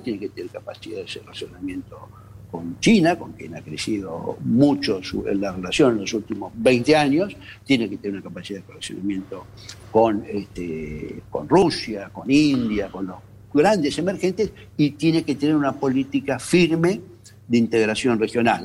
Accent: Argentina; como argentinos

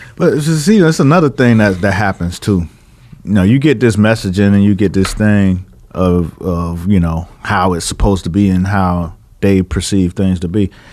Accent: Miami, Florida, United States; I'm from Miami

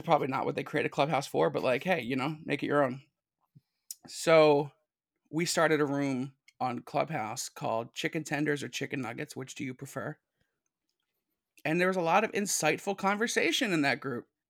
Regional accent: Philadelphia, Pennsylvania, United States; Keystone State. Yeah, I'm from Philly

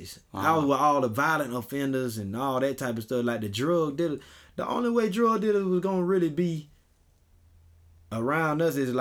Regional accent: Augusta, Georgia, United States; I'm from Augusta. Like, I'm from Swainburg

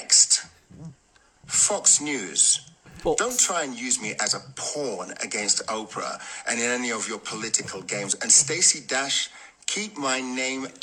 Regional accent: England, United Kingdom; I am English born

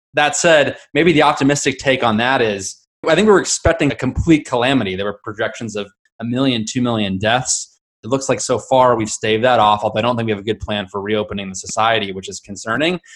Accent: Southern California, United States; I grew up in Southern California

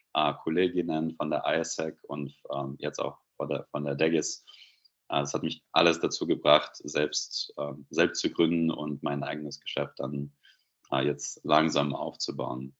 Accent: Belarus; German is a second language; moved away as an adult; now in Germany; ich komme ursprünglich aus Weißrussland, äh, Belarus, und bin in Deutschland seit circa zehn Jahren

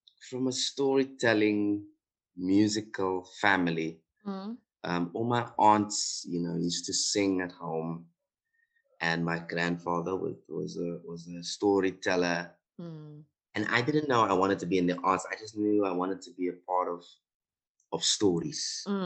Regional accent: Steinkopf, Northern Cape, South Africa; I'm from Steenkop, born and raised there.

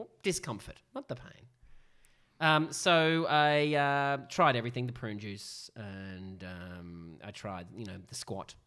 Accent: Sydney, New South Wales, Australia; we are from Northern Sydney

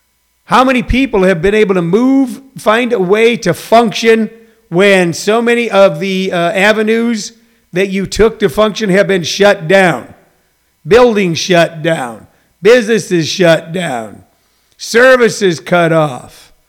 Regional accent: Missouri, United States; I'm a Midwestern guy, you know, I'm part Irish, so did Joe Biden, John Kasich is from Ohio, I'm from Missouri.

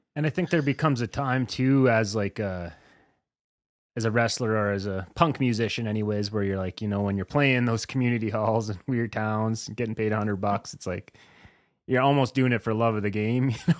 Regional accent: eastern Saskatchewan, Canada; now in Alberta, Canada; I grew up in eastern Saskatchewan and I lived in town.

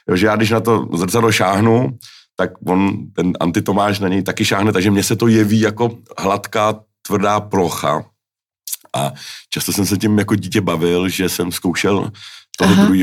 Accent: Finland; Já jsem vyrůstal ve Finsku a moje životní imperativ, můj životní imperativ byl, aby se divák nenudil.

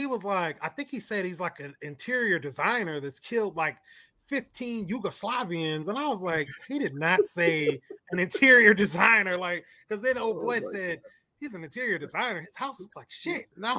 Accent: Mississippi, United States; born or raised there

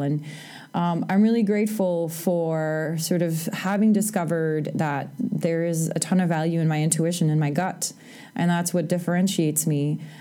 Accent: Canada; moved away as an adult; also born or lived in United States; I'm Canadian

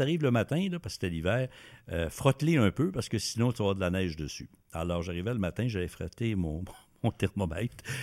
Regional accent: Montreal, Quebec, Canada; moved away as an adult; also born or lived in Saskatoon / Vancouver; now in Ottawa, Canada; Moi, je suis originaire de, Montréal en théorie, ah, puis j'ai été, c'est compliqué un peu, élevé en campagne par ma grand-mère en Beauce, sur une érablière. Puis euh, je trayais les vaches quand j'étais petit.

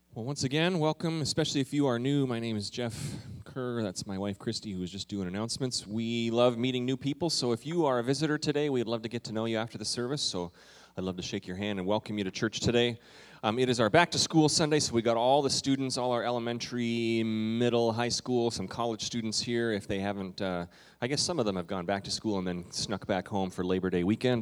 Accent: Canada; moved away; When I was in the fourth grade, what we did, um, and this was in Canada

